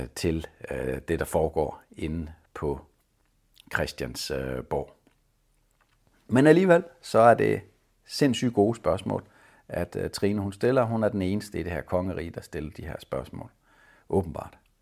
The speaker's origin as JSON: {"language": "Danish", "country": "Denmark"}